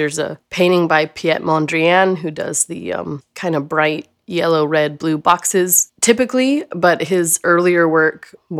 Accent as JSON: {"language": "English", "town": "Austin", "region": "Texas", "country": "United States", "tie": "born or raised there", "lives_now": "Lockhart, United States", "said": "I was born in Austin and spent the good chunk of my life there. And then I graduated McCallum High School and went to ACC for a while"}